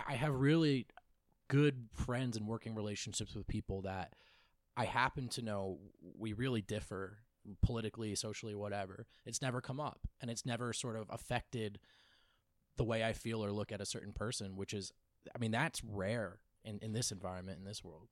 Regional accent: New Jersey, United States; moved away; also born or lived in Los Angeles; I grew up in New Jersey, so the New York market, and I spent two years in L

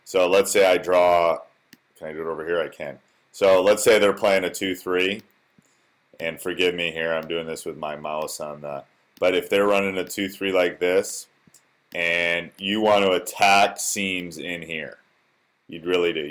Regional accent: Wisconsin, United States; born or raised there

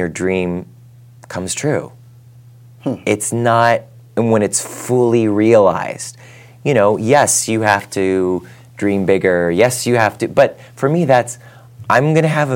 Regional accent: Ohio, United States; I'm from Ohio. I'm an Irish Catholic

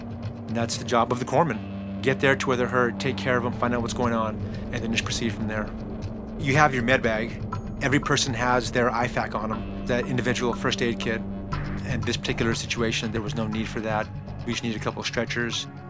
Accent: Phoenix, Arizona, United States; I'm from Phoenix, Arizona

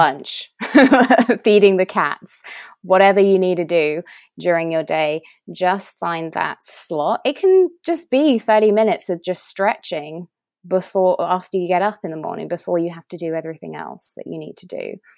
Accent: England, United Kingdom; moved away as an adult; now in United States; I'm English

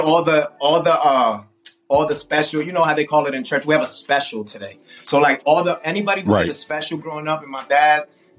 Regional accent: South Florida, United States; growing up in South Florida, we grew up with Miami bass

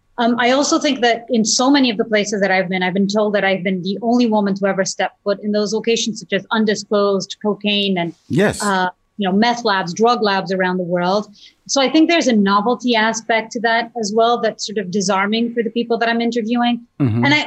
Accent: Portugal; English is a second language; I used to watch the nightly news show with my family growing up in Portugal. And I'd listen to these anchors on Portuguese television talk about what was happening all around the world

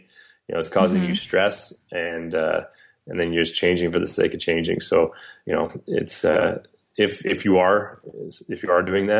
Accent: Canada; I think yes, it can be harder as a Canadian, as a Canadian business in a regulatory environment

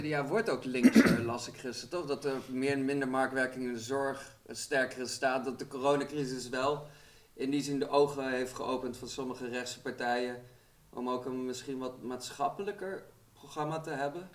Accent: Arnhem, Gelderland, Netherlands; Ik kom zelf uit Arnhem Zuid

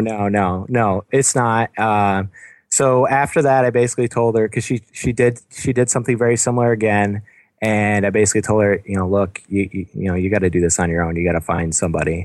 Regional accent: Binghamton, New York, United States; now in Buffalo, United States; I'm from downstate Binghamton area

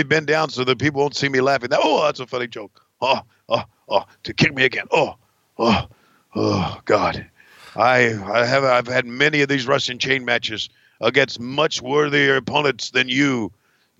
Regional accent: Canada; I'm really a Canadian

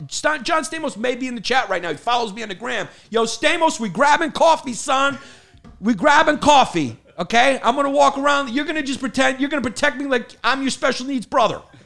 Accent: New York, United States; I'm from New York

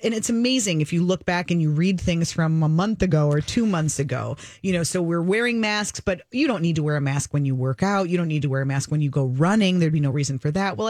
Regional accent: Minnesota, United States; as a Minnesotan

